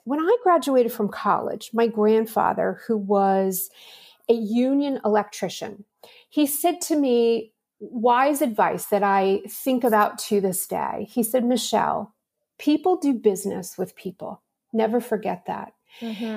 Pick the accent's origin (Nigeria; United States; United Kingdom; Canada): United States; Pittsburgh, Pennsylvania; I'm from Pittsburgh, Pennsylvania, and I always tell people it was a wonderful city to grow up